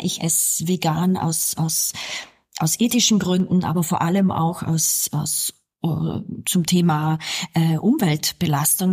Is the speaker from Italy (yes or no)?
yes; South Tyrol, Trentino-Alto Adige, Italy; ich bin ja hier in Südtirol aufgewachsen